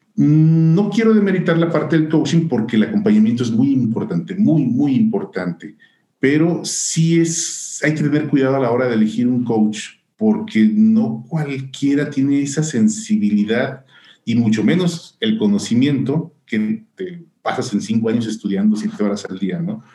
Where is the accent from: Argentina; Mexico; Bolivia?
Mexico; Tepic, Nayarit; moved away as an adult; now in Guadalajara, Mexico; yo soy de Nayarit, yo, yo nací en Tepic, Nayarit